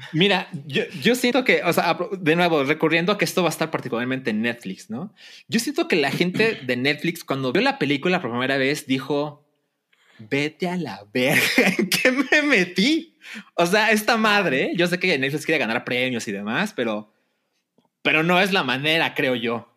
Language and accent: Spanish; Mexico; cualquier mexicano entiende porque vivimos aquí y porque fuimos a la primaria